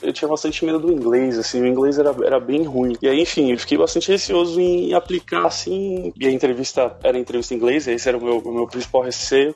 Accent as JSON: {"language": "Portuguese", "region": "São Paulo", "country": "Brazil", "tie": "born or raised there", "moved": "as an adult", "lives_now": "Seattle, United States", "said": "eu sou de São Paulo, morei, morei a vida toda em São Paulo, me mudei, mudei pra Seattle"}